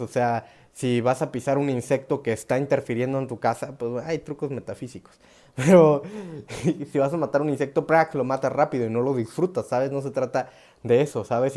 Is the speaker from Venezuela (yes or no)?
no; Oaxaca, Mexico; soy mexa, soy oaxaqueño